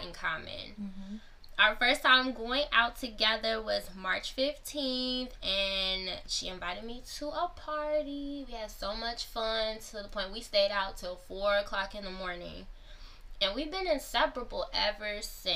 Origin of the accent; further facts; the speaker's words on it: Chicago, Illinois, United States; also born or lived in Ohio; I was born in Ohio and then moved to Chicago, the Chicagoland area when I was two